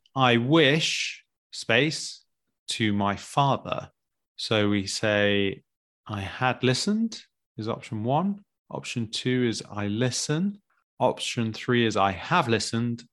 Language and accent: English; United Kingdom; as British people, or English, particularly British